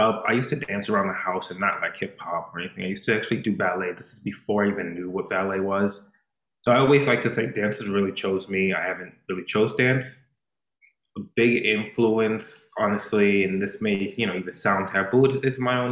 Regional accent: Boston, Massachusetts, United States; now in Philadelphia, United States; I was born and raised in Boston, Massachusetts

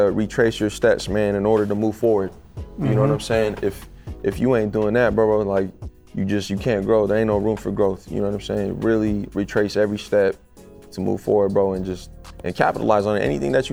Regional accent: Phoenix, Arizona, United States; I'm from the city, bro. I'm from Phoenix. I'm from Arizona

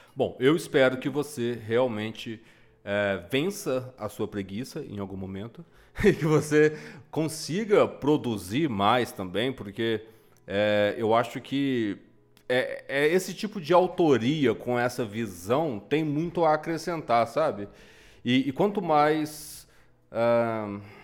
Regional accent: Minas Gerais, Brazil; como bom mineiro que sou

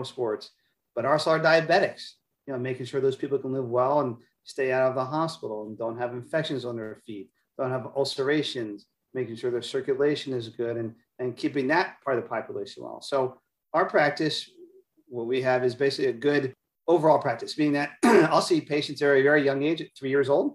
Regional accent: Maryland, United States; moved away as an adult; also born or lived in Philadelphia; now in Tampa, United States; I grew up in the Northeast in Maryland, did my schooling and training in Philadelphia

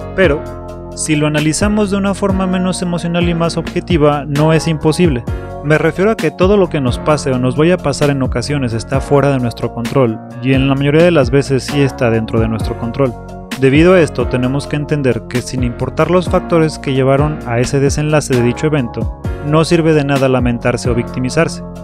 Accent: Mexico City, Mexico; soy un chilango

